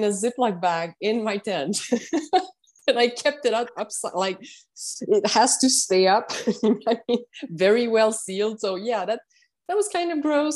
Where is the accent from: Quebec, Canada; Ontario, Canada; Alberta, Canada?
Quebec, Canada; Montreal; English is a second language; I'm from Montreal, Canada